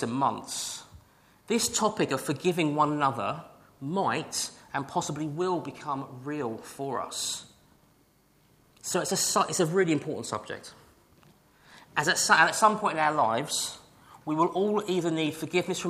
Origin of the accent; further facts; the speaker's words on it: United Kingdom; we are British